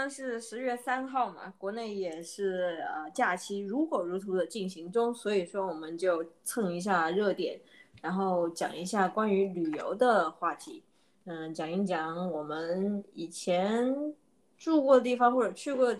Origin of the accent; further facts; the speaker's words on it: Guiyang, Guizhou, China; moved away; 我是来自贵州贵阳